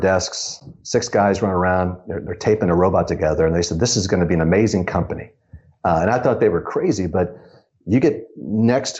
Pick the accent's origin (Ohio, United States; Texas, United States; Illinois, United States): Ohio, United States; moved away as an adult; also born or lived in Chicago; I grew up in Ohio